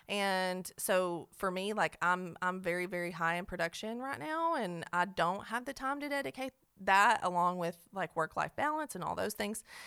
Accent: Cookeville, Tennessee, United States; also born or lived in Nashville; I'm from Cookville

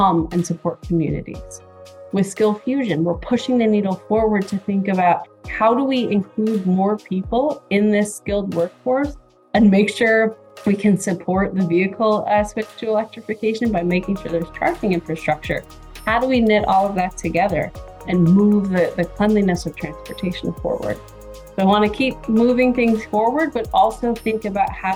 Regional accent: Michigan, United States; I was born and raised in Michigan

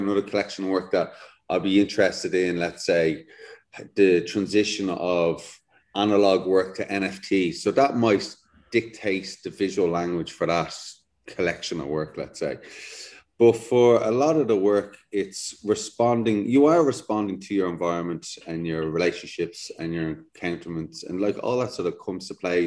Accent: Dublin, Leinster, Ireland; moved away as an adult; also born or lived in London; I'm from Dublin, lived in the city

